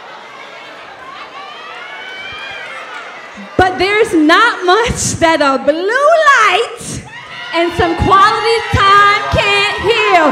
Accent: New York City, New York, United States; we're also from Brooklyn

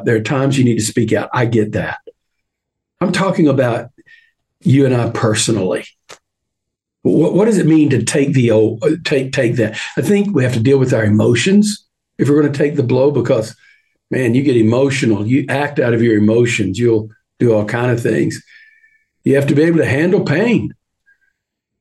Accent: Texas, United States; I'm a Texan.

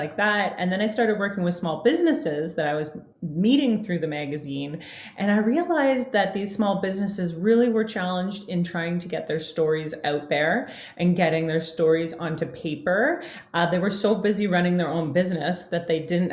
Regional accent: Canada; I'm a Canadian gal. I live just north of Toronto, Ontario

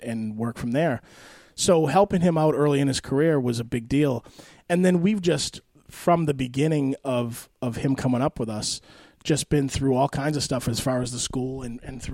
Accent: Billerica, Massachusetts, United States; I grew up in Billerica

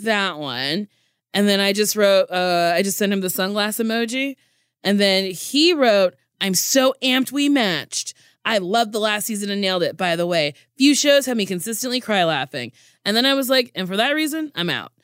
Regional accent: Middletown, New Jersey, United States; Middletown, New Jersey. I went to Middletown High School South

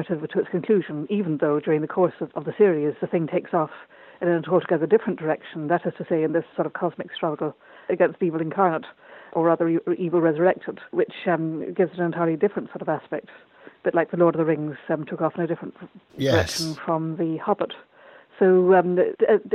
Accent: Ireland; born or raised there

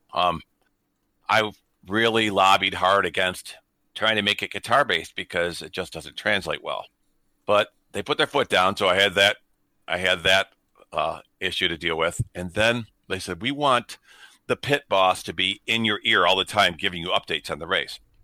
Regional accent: Detroit, Michigan, United States; I grew up in Detroit

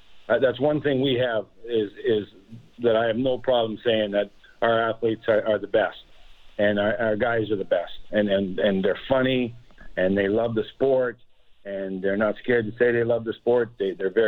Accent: Saskatchewan, Canada; I'm from Saskatchewan. No one's more Canadian than me.

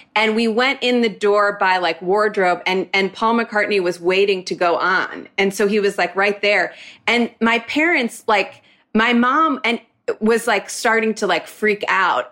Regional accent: Moreland Hills, Ohio, United States; moved away as an adult; I'm from Cleveland, like a suburb of Cleveland

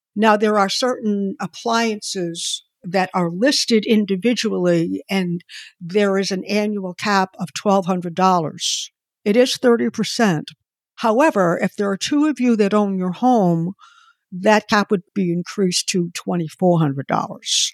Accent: Boston, Massachusetts, United States; moved away as an adult; now in Connecticut, United States; where I live in Connecticut, and Boston is my hometown

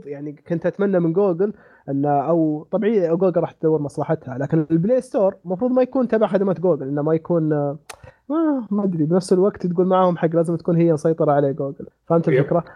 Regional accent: Saudi Arabia; عندنا في السعوديه

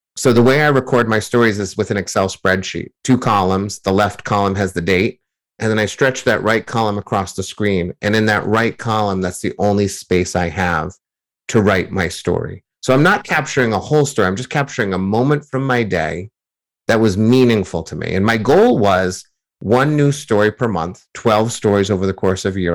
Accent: near Boston, Massachusetts, United States; growing up near Boston as a Yankees fan

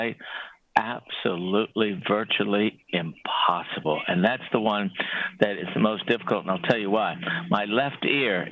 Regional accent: Clinton, Maryland, United States; also born or lived in San Antonio, Texas; I was born in San Antonio, Texas. I was raised in Southern Maryland

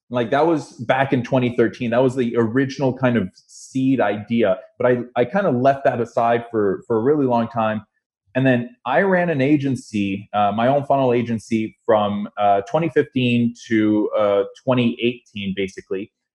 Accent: Toronto, Ontario, Canada; also born or lived in Montreal; born in Montreal, grew up in Toronto.

